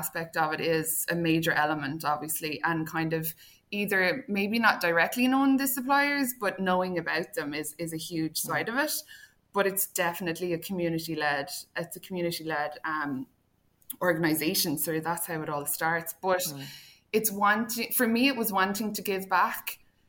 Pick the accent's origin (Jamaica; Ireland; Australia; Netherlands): Ireland; Clonmel, Munster; now in Thurles, Ireland; We're currently based in Thurles at the moment and we've loved being there. But getting back to Clonmel, back to my hometown